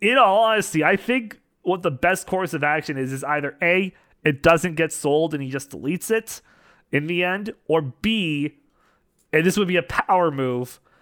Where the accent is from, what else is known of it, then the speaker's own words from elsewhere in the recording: Western Canada, Canada; As a fellow Canadian, uh, out in the western part of Canada